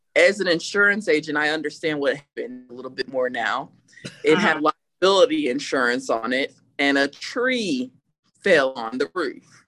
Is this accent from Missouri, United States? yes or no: no; Burlington, Iowa, United States; also born or lived in California; now in San Antonio, United States; I'm from Burlington, Iowa